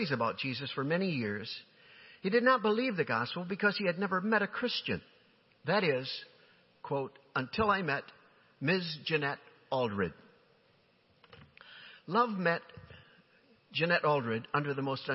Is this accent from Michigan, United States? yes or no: yes; Holland, Michigan, United States; my home church, the church in which I grew up in Holland, Michigan, 9th Street Church